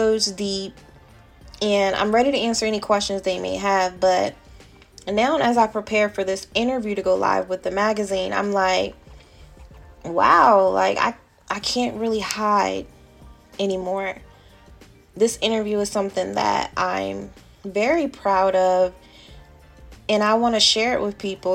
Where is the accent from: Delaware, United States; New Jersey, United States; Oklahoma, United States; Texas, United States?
Delaware, United States; my home state popped up, which was Delaware